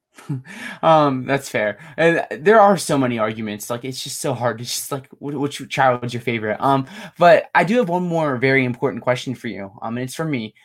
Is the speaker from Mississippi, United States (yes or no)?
no; State College, Pennsylvania, United States; I'm from state college